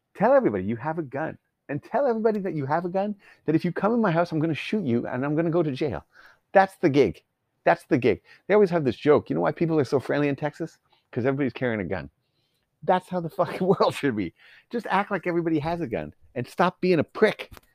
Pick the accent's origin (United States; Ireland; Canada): Canada; I'm Canadian.